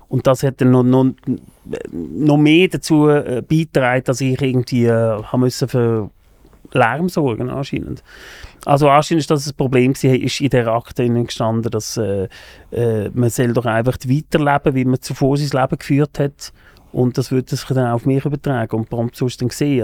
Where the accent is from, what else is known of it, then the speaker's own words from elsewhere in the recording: a small town near Lucerne, Switzerland; also born or lived in Germany; Ich bin in Deutschland geboren, aus Deutschland gekommen, in ein kleines Dörfli äh, oder in ein Dorf, oder ein kleines Städtchen kann man sagen, vor Luzern